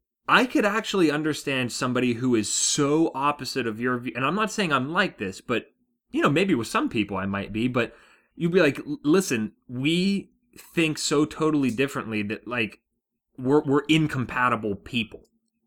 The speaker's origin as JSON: {"language": "English", "town": "Pittsburgh", "region": "Pennsylvania", "country": "United States", "tie": "born there", "said": "I was born in Pittsburgh, but what do I have to do with that team?"}